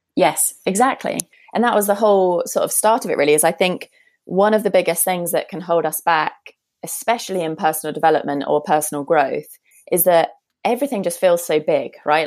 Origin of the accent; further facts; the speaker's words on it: United Kingdom; accent: British; also born or lived in San Francisco; based in, as you might be able to tell from my accent, based in the UK